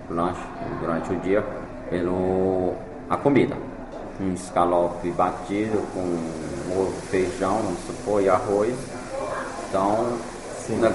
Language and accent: Portuguese; Fortaleza, Ceará, Brazil; born there; É, eu nasci